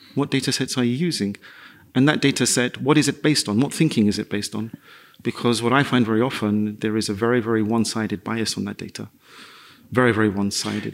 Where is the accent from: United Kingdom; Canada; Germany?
United Kingdom; London; moved away as an adult; also born or lived in Madrid; I grew up in the East End of London.